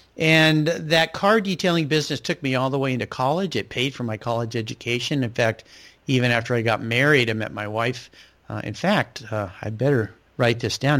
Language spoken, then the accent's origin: English; Southern California, United States; now in Pacific Northwest, United States; where I grew up in Southern California